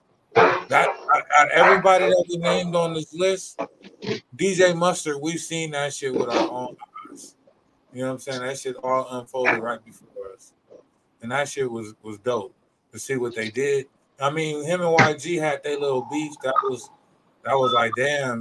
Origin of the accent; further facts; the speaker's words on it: West Coast, United States; Us growing up on the West Coast